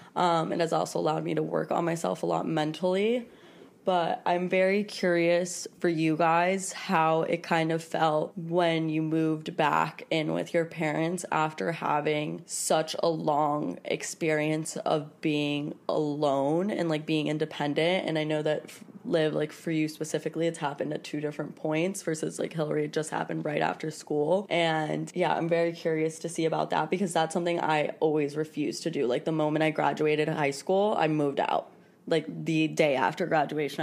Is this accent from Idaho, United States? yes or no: no; Miami, Florida, United States; moved away as an adult; now in New York City, United States; I've lived in my a city my whole life, first of all, um, because I'm, I am from Miami.